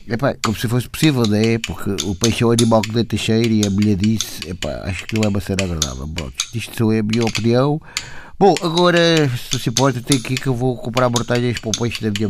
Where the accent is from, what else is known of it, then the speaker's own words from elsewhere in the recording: Cacém, Lisbon, Portugal; sou do Cacém.